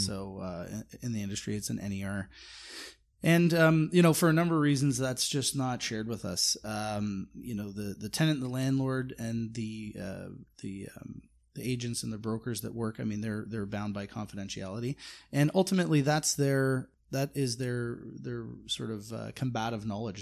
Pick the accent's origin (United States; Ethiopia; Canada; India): Canada; me as a as a Canadian. I sort of sit up here